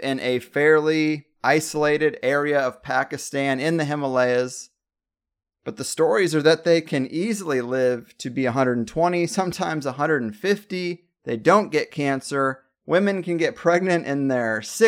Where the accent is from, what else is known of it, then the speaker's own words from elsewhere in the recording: United States; I'm still an American